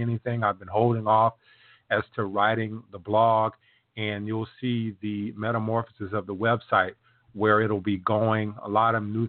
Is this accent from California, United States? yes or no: no; South Carolina, United States; I'm from South Carolina, so I hear many of those old sayings